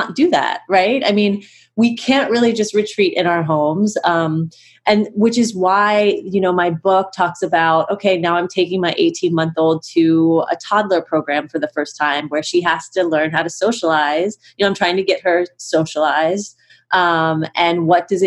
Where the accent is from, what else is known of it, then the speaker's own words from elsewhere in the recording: Cincinnati, Ohio, United States; I live in Cincinnati, Ohio